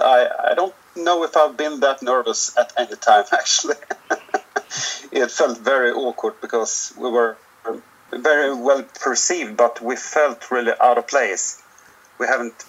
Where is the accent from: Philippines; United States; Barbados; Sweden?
Sweden; our hometown, because it's we've got about 15,000 people here